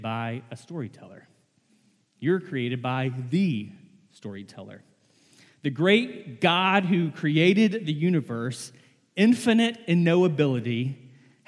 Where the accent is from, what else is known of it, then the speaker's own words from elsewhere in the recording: the South, United States; I was born and raised in the South